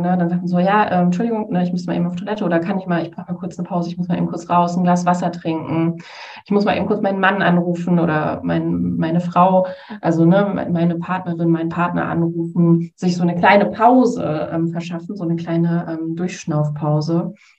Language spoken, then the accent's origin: German; Essen, North Rhine-Westphalia, Germany; ich komme äh, tatsächlich auch aus Essen